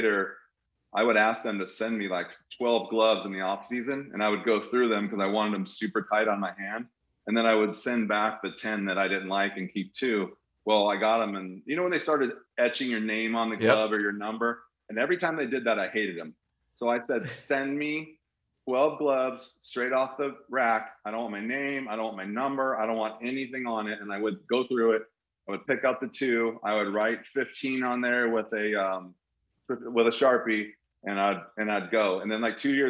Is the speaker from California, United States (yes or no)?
yes; Anaheim, California, United States; moved away as an adult; growing up in Anaheim, I got a chance to watch Devo, Gary Pettis, Freddie Lynn.